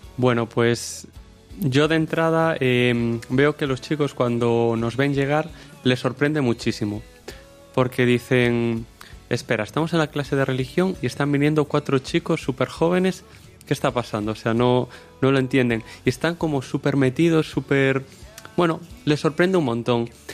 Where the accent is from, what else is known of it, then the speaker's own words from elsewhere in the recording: O Porriño, Galicia, Spain; soy de Porriño, un pueblo al lado de Vigo